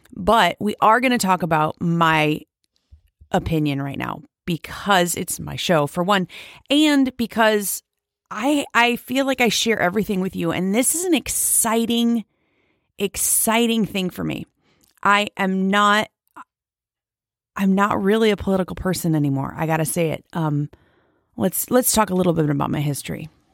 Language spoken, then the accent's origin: English; United States; as an American